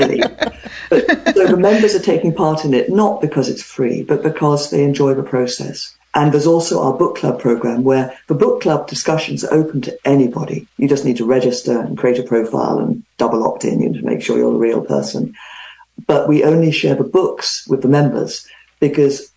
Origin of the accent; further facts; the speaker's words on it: England, United Kingdom; moved away as an adult; now in California, United States; I grew up in England, you probably guessed. I'm in California now, have been for 30 years, but still sound like I got off a plane last week